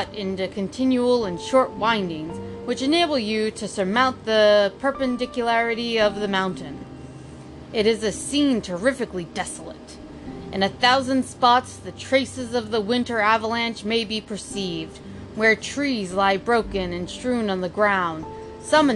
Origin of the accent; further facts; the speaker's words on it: United States; I'm American.